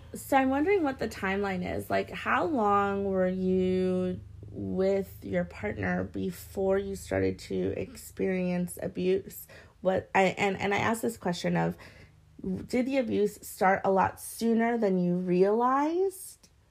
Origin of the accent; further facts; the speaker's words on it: Hawaii, United States; growing up in Hawaii and being mixed